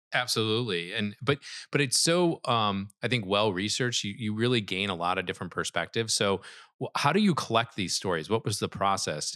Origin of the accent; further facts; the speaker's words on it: Midwest, United States; I'm from the Midwest